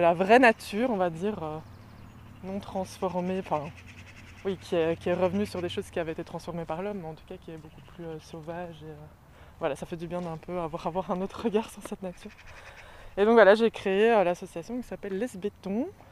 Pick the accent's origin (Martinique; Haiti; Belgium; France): Belgium; Brussels, Brussels-Capital Region; Je suis bruxelloise euh, depuis toujours